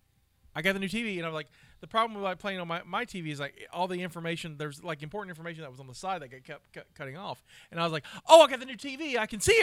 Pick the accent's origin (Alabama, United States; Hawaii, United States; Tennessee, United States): Alabama, United States; I'm from Alabama